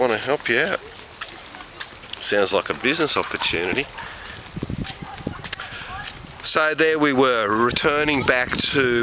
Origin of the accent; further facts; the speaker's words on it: Australia; I am from Australia